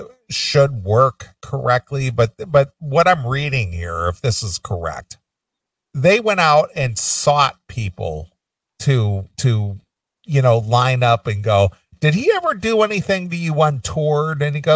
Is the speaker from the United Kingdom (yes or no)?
yes; England, United Kingdom; being I'm from England and … is an Englishman.